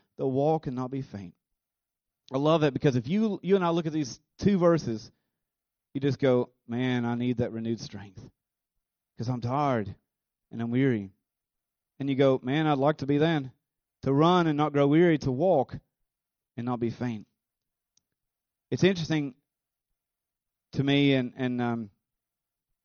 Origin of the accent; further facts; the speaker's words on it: United States; being an American